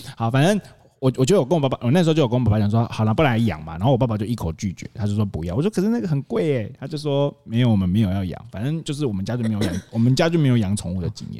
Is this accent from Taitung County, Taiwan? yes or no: yes; Taitung, Taitung County, Taiwan; 以前小时候在台东很容易就可以在路边烤肉